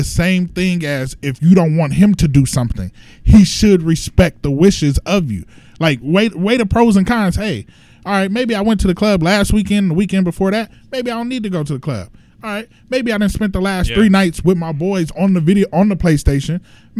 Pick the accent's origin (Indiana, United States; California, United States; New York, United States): California, United States; Los Angeles; I'm from Los Angeles.